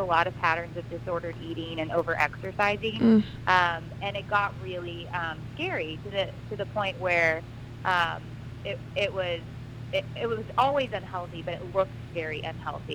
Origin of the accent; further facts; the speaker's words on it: Dallas, Texas, United States; moved away as an adult; now in Wilmington, United States; I'm from Dallas, Texas.